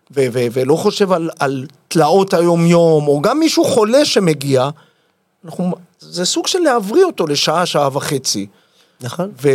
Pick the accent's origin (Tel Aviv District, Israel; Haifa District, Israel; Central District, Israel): Central District, Israel; Yavne; נולדתי ביבנה